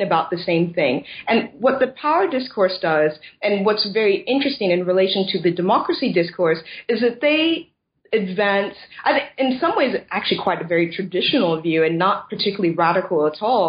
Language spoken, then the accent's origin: English; United States; moved away as an adult; now in Scotland, United Kingdom; I'm originally from the States